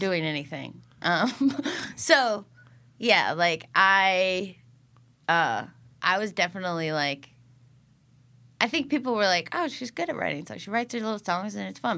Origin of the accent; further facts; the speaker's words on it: Iowa, United States; moved away; also born or lived in Illinois; I grew up in Iowa